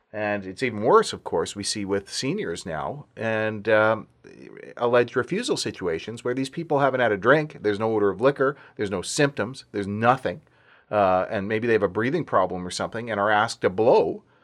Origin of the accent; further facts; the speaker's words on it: Alberta, Canada; moved away; also born or lived in Vancouver; growing up in Alberta